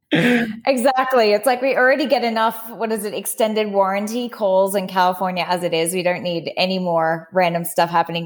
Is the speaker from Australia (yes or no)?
yes; Australia; as an Aussie